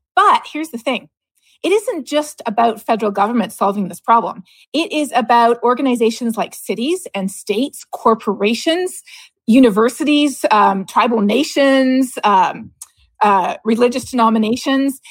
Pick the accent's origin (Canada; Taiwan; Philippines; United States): Canada; growing up in Canada